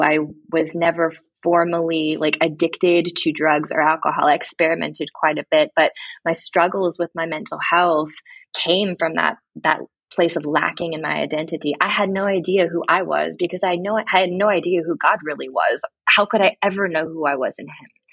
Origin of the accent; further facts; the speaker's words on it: Mansfield, Ohio, United States; now in Mount Vernon, United States; I grew up actually in Mansfield, Ohio, a very small town about an hour north of Columbus.